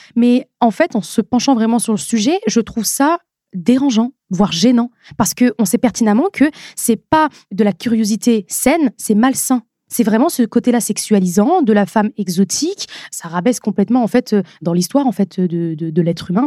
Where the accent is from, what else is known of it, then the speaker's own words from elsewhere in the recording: Nord-Pas-de-Calais, Hauts-de-France, France; also born or lived in Lens; now in Paris region, France; À la base, j'ai grandi, je suis née à Lens. Et ensuite, après mes deux ans, on est parti vivre à Hambourg. Et euh, c'est vraiment dans le Nord-Pas-de-Calais